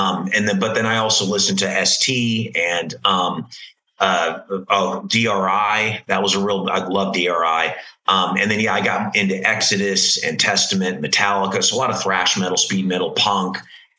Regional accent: California, United States; So growing up in California, you know, you had a huge Christian metal scene there.

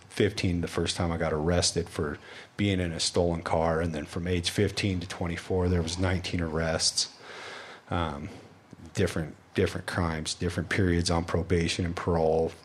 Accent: Wyoming, United States; I grew up in Wyoming

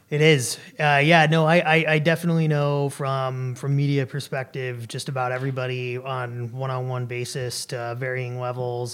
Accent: Atlanta, Georgia, United States; also born or lived in Washington, D.C.; now in Alaska, United States; I was born and raised in Atlanta, Georgia. I lived for a while in uh, Washington D.C.

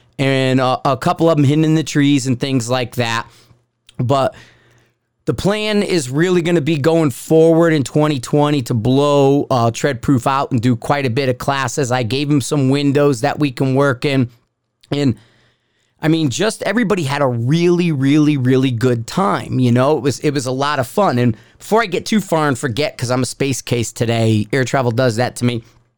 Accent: Connecticut, United States; I'm a Pizan from Connecticut, man.

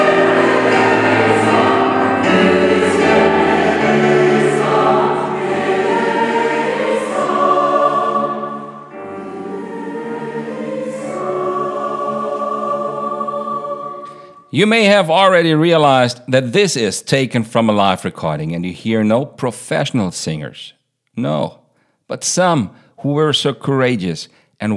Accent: Baunatal, Hesse, Germany; our town

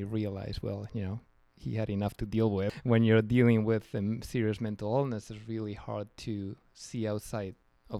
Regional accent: Spain; moved away; also born or lived in New Jersey, United States; I grew up in Spain, but I was actually born in New Jersey.

